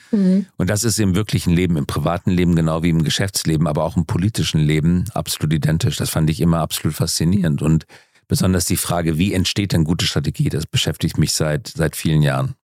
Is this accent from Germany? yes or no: yes; Germany; wir als Deutsche